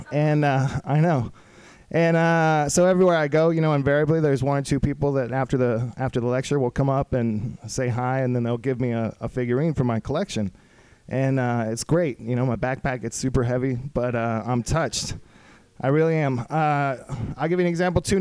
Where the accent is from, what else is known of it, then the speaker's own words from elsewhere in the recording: Austin, Texas, United States; I was in Austin, Texas, my hometown, for a little while